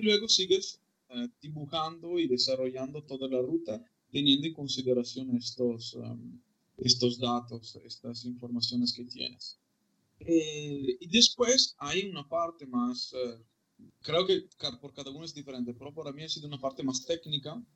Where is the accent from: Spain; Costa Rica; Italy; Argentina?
Italy; Malo, Veneto; Spanish is a second language; moved away as an adult; also born or lived in León; mi pueblo que se llama Malo, en Vicenza, que es a una hora de coche de, de, Venecia.